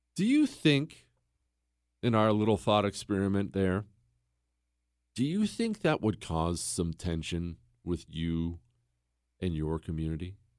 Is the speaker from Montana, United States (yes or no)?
yes; Montana, United States; also born or lived in Ohio; when we moved from Ohio to Montana when I was ten years old